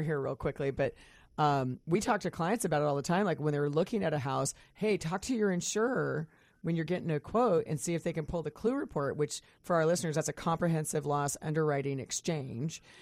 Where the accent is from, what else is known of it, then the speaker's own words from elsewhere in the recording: Kansas, United States; now in Puget Sound, United States; I grew up in Kansas